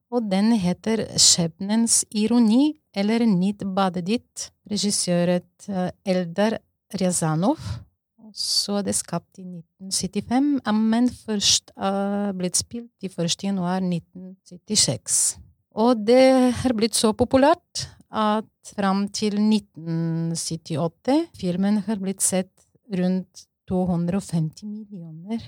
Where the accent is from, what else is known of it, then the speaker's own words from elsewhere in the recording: Bulgaria; Norwegian is a second language; now in Norway; Jeg er opprinnelig fra Bulgaria, og så jeg har vokst i en sosialistisk land